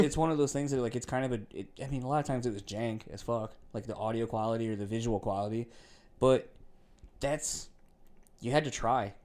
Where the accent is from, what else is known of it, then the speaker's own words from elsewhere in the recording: East Coast, United States; now in Midwest, United States; I grew up on the East Coast, too, around that same time.